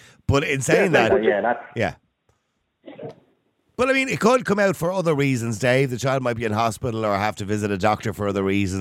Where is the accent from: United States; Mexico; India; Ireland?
Ireland; we're Irish